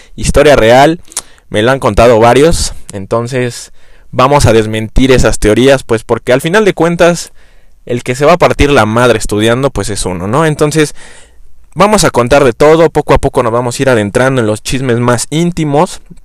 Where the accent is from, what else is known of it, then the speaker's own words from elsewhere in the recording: Mexico City, Mexico; soy chilango